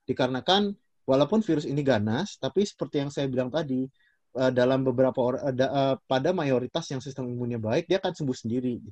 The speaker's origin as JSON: {"language": "Indonesian", "region": "West Sumatra", "country": "Indonesia", "said": "aku dari Sumatera Barat."}